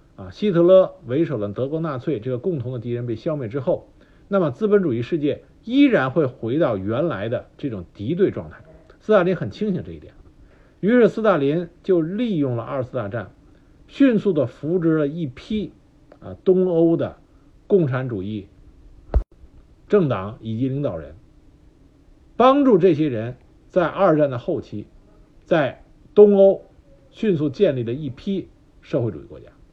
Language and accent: Chinese; China; 我们中国